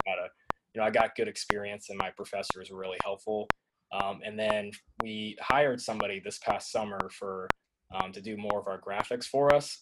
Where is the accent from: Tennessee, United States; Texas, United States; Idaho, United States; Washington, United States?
Tennessee, United States; growing up in Tennessee